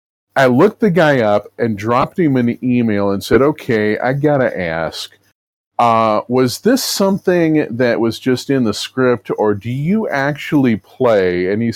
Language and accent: English; Louisville, Kentucky, United States; I would grow up in Louisville, Kentucky, which is the home of the Southern Baptist Convention